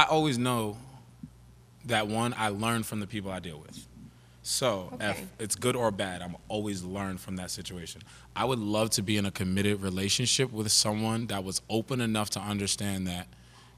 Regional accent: New York, United States; now in Atlanta, United States; I come from New York

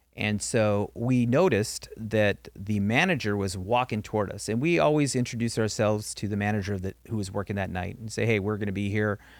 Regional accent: Norwalk, California, United States; I grew up in Norwalk, California

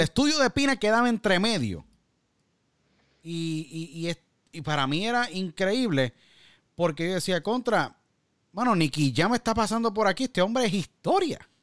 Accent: Puerto Rico; somos boricua

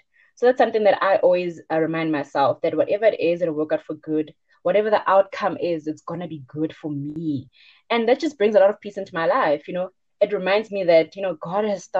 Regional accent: Bushbuckridge, Mpumalanga, South Africa; moved away as an adult; now in Johannesburg, South Africa; I'm originally from Bushbuck Ridge, and I'm currently a fourth year medical student at BITS.

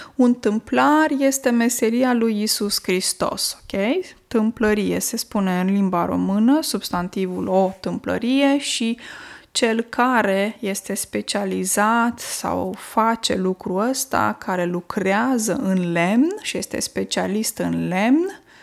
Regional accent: Romania; first language Romanian; moved away; m-am născut în România și limba română este limba maternă, deși pentru că locuiesc de mulți ani, uh, mulți ani în altă țară

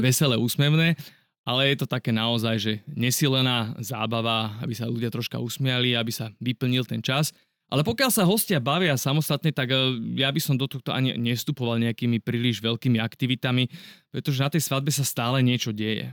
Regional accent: Trenčín, Trenčín Region, Slovakia; ja som z Trenčína

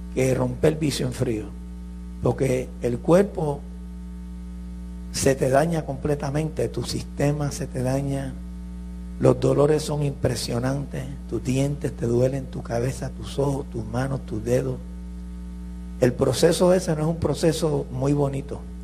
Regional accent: New York, United States; also born or lived in Puerto Rico / San Juan, Puerto Rico; yo me crié en Nueva York, yo no me crié en Puerto Rico. A los cuatro años mis padres me llevaron a Nueva York.

